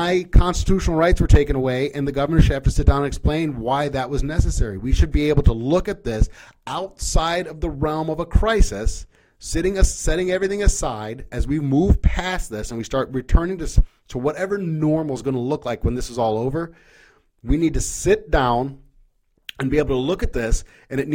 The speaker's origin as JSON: {"language": "English", "country": "United States", "said": "as American citizens"}